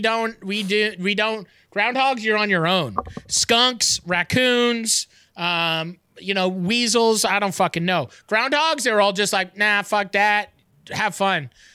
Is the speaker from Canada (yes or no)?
yes; Canada; as a Canadian